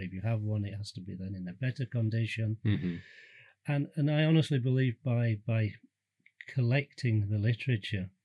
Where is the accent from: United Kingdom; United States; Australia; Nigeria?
United Kingdom; England; moved away as an adult; also born or lived in Dusseldorf, Germany; now in St Andrews, United Kingdom; I'm English by birth.